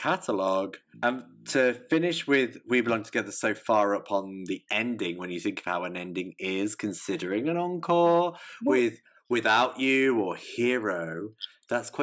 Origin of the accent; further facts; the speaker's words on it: England, United Kingdom; I'm an English lamb